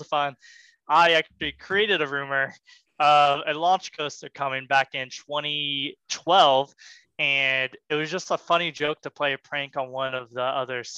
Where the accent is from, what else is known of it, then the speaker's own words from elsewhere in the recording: Missouri, United States; now in Kansas, United States; I was born in the Missouri